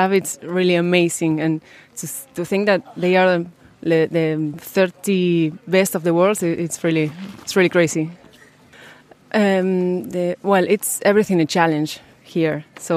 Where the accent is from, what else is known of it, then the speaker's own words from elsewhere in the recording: Argentina; also born or lived in San Lorenzo; I'm from Argentina. I live in a city called San Lorenzo.